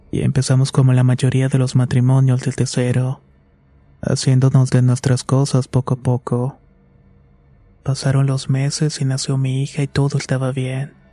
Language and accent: Spanish; State of Mexico, Mexico; Tengo 27 años y soy del Estado de México.